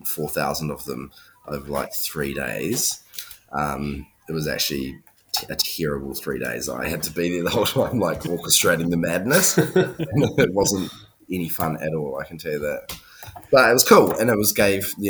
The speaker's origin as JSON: {"language": "English", "country": "New Zealand", "moved": "yes", "lives_now": "Melbourne, Australia", "said": "I'm from New Zealand."}